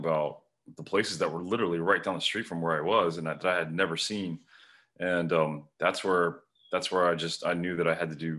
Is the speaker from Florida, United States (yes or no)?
yes; Kendall, Florida, United States; I grew up in Kendall, which is a suburb of Miami, and spent all my life, all my young life before I had access to boats, you know, at every canal and lake in Miami.